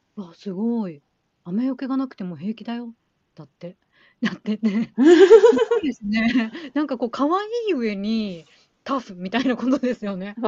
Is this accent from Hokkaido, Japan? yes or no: yes; Hokkaido, Japan; 地元北海道なんで